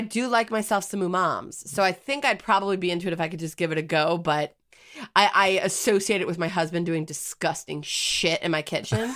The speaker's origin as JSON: {"language": "English", "country": "United States", "said": "as an American"}